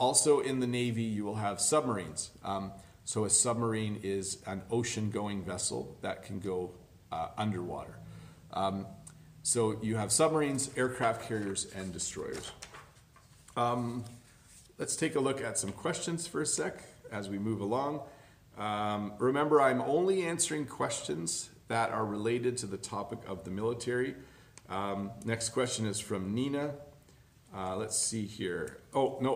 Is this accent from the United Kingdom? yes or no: no; Canada; I was born in Canada. I am what's considered a first generation Canadian